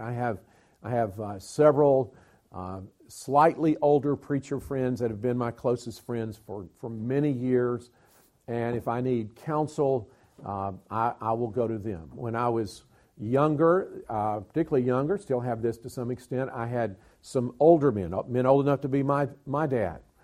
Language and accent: English; Alabama, United States; accent: southern; moved away; also born or lived in Georgia / South Carolina / North Carolina / Tennessee; I was born in Georgia, raised in Alabama, schooled in South Carolina, pastored in North Carolina, youth pastored in Tennessee